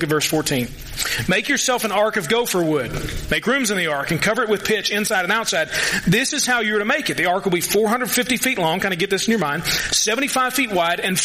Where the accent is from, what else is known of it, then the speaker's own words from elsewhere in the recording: Louisville, Kentucky, United States; He's from my hometown